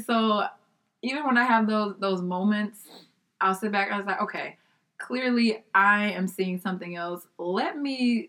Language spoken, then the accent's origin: English; Nigeria; I said, I'm Nigerian.